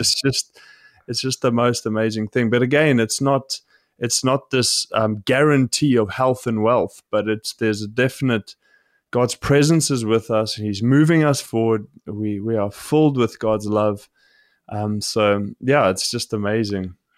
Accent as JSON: {"language": "English", "country": "South Africa", "tie": "born or raised there", "said": "I grew up in South Africa"}